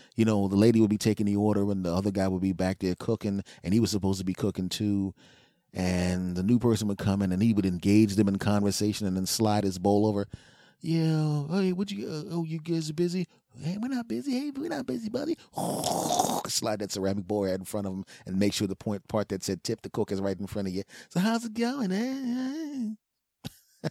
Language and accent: English; Philadelphia, Pennsylvania, United States; moved away; my hometown team, the Philadelphia Eagles, back in Philadelphia